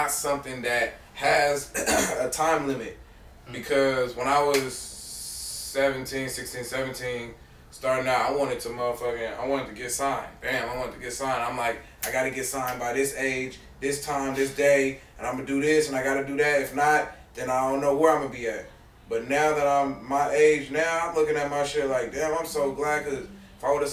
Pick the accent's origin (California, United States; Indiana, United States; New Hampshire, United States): California, United States; Berkeley; I'm from Berkeley, California